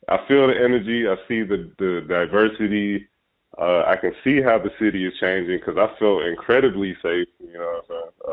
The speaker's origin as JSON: {"language": "English", "region": "Ohio", "country": "United States", "said": "I'm from Ohio"}